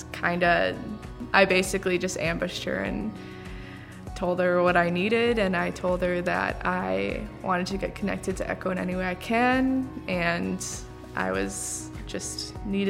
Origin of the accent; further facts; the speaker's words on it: Rochester, United States; I grew up in Rochester